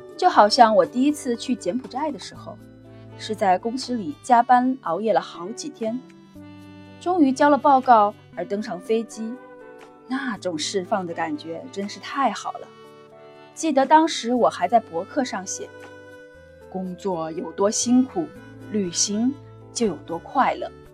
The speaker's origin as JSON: {"language": "Chinese", "region": "Yangtze River area", "country": "China", "tie": "born or raised there", "moved": "as an adult", "lives_now": "Singapore", "said": "我的家乡是在长江边上的"}